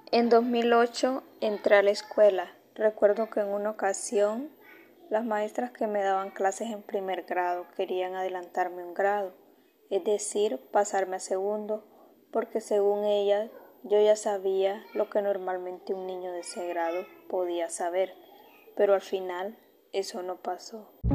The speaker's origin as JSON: {"language": "Spanish", "town": "Olanchito", "region": "Yoro", "country": "Honduras", "tie": "born or raised there", "said": "Nací en Olanchito Oro el 25 de mayo del 2021"}